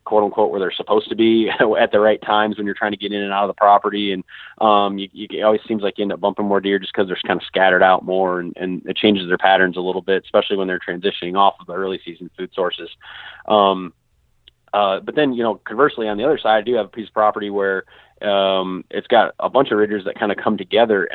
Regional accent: Southwest Michigan, United States; now in Western Illinois, United States; I grew up in Southwest Michigan, and there just isn't much terrain there

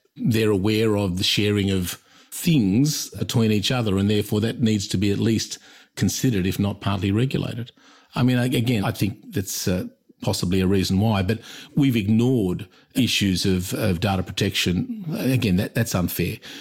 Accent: Australia; also born or lived in London / United States; I'm Australian

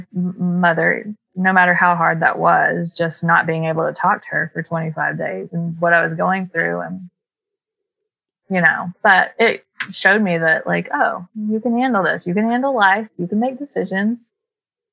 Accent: Waynesville, North Carolina, United States; accent: twangy, a little bit of a drawl; moved away as an adult; also born or lived in Tennessee; I grew up in Waynesville, North Carolina

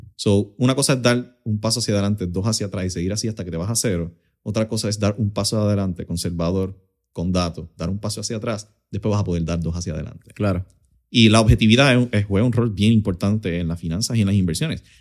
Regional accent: Utuado, Puerto Rico; also born or lived in Lares, Puerto Rico / Arecibo, Puerto Rico; nacido y criado en Utuado, en el barrio Ángeles

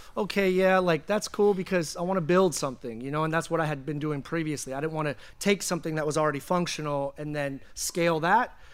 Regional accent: Pacheco, California, United States; also born or lived in San Francisco / Oakland / Vallejo; I grew up in the Bay in a small town called Pacheco.

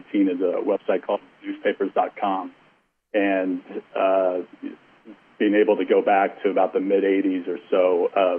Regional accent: Denver, Colorado, United States; I'm from Denver

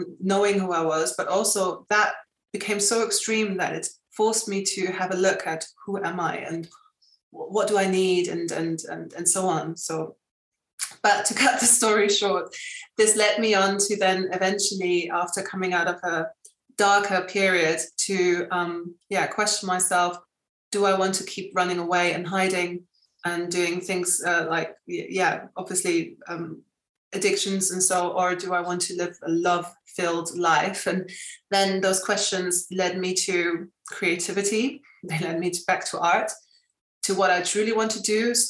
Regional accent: Spain; obviously growing up in Spain, there my fashion was quite kind of hippie-ish.

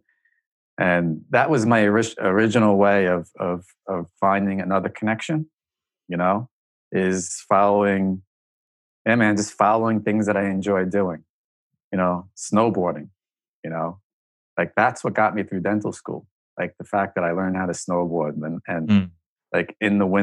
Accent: New York City, New York, United States; growing up in Staten Island

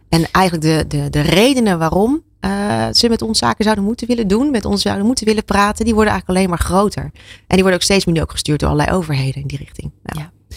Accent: Zeeland, Netherlands; ik kom uit Zeeland. Daar is water, hè, duidelijk. Daar hebben we genoeg eh, tegen gevochten

